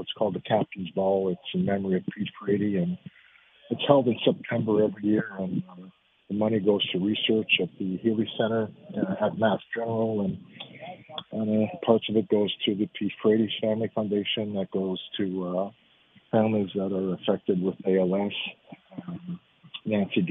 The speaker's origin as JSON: {"language": "English", "town": "Montreal", "region": "Quebec", "country": "Canada", "moved": "yes", "said": "my wife's French and we're from Montreal"}